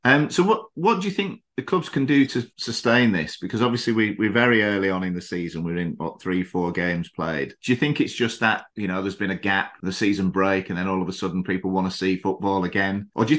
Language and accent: English; England, United Kingdom; moved away as an adult; now in Thailand; When I was growing up in England